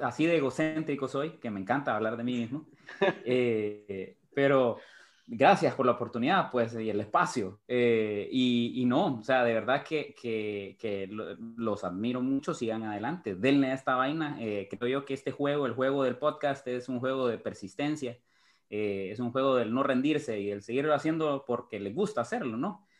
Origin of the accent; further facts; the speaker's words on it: Honduras; Lo que me malea es, es, es Honduras, es mi, mi patria, mi país